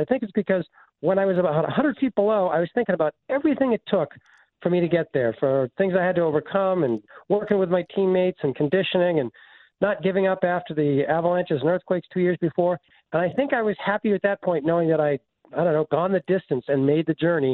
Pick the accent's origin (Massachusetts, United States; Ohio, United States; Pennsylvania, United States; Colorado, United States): Massachusetts, United States; Concord; I grew up in Concord, Mass